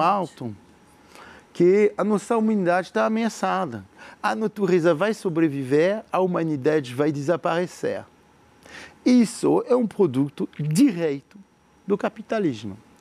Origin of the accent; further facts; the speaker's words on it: France; Portuguese is a second language; moved away as an adult; now in Brazil; como um empreendedor francês como eu, que tive tudo lá em França